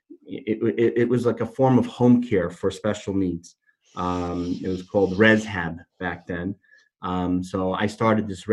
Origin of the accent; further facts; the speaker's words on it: Miami, Florida, United States; moved away as an adult; now in New York, United States; I'm not from New York originally, I'm from Miami